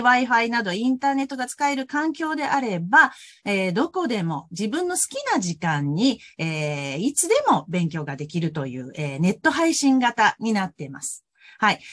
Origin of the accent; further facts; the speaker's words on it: Hyogo, Japan; moved away as an adult; now in Osaka, Japan; もともとは兵庫県の出身なんですけれども